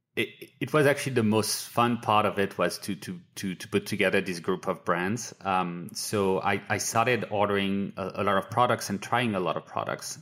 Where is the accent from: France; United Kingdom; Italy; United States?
France; moved away; I grew up in France where you buy, you know, skincare in a pharmacy